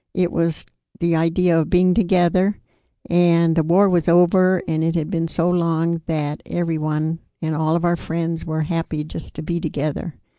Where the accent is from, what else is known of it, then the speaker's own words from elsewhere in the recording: New York, United States; I grew up in New York State